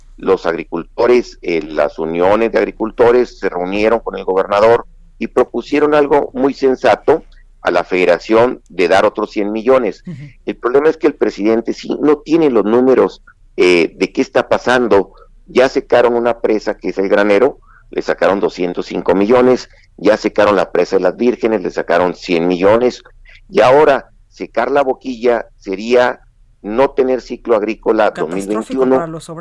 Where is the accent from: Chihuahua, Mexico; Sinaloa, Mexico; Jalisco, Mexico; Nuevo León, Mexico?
Chihuahua, Mexico